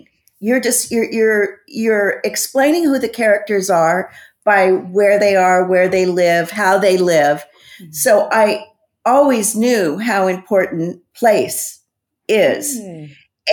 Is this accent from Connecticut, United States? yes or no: no; San Quentin, California, United States; I grew up in San Quentin Prison. My dad was a warden, and we lived on the prison grounds till I was 13